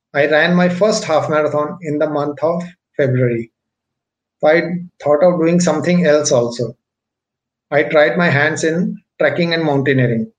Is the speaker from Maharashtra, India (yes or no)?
yes; Mumbai, Maharashtra, India; also born or lived in Delhi; I was born in Delhi, but at the age of 5, my parents migrated to Mumbai and I had to come to Mumbai with them